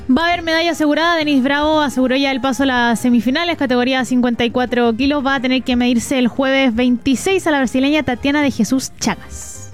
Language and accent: Spanish; Chile; todos los chilenos nos incluimos ahí